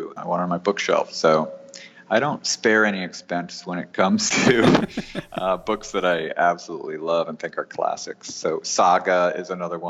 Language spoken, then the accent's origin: English; New York, United States; moved away as an adult; now in Los Angeles, United States; I'm from New York, and I was living in New York